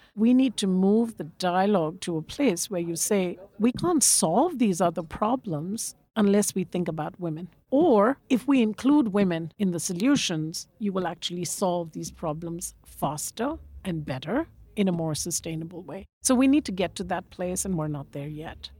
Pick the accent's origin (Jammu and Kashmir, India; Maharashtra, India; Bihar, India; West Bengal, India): West Bengal, India; Kolkata; I grew up in Calcutta, in India, big bustling